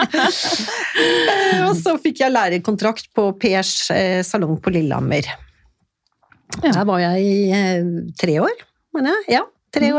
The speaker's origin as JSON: {"language": "Norwegian", "town": "Stockholm", "region": "Stockholm County", "country": "Sweden", "tie": "born or raised there", "moved": "yes", "said": "jeg vokste opp i Stockholm"}